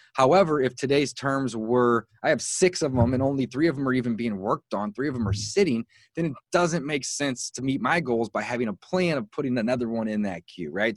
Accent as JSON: {"language": "English", "town": "St. Louis", "region": "Missouri", "country": "United States", "tie": "born or raised there", "said": "I was born and raised in St. Louis, Missouri, and that's where I live today"}